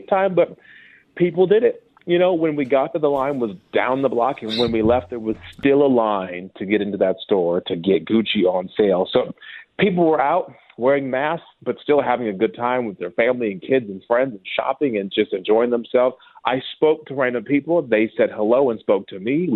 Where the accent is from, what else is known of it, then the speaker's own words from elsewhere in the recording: Minnesota, United States; now in Los Angeles, United States; I'm from Minnesota